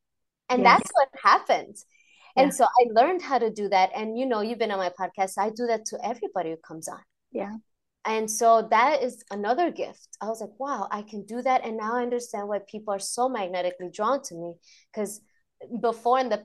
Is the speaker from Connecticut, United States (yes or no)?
no; New York City, New York, United States; moved away; as a New Yorker